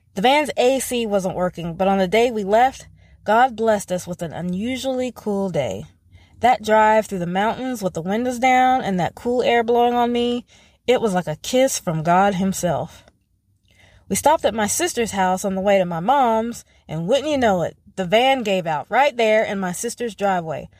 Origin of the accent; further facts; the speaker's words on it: North Carolina, United States; moved away as an adult; also born or lived in Tennessee; my hometown